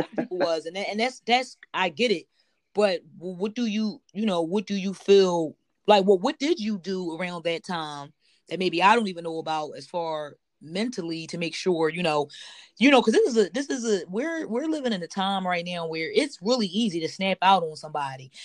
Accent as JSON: {"language": "English", "town": "Philadelphia", "region": "Pennsylvania", "country": "United States", "tie": "born or raised there", "said": "I'm born and raised in Philadelphia, Pennsylvania"}